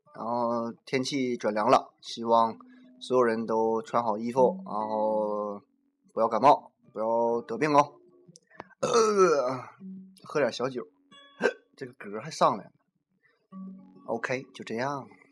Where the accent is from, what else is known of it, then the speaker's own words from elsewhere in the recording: Hulunbuir, Inner Mongolia, China; 我们家乡的骄傲，内蒙的骄傲，呼，呼伦贝尔的骄傲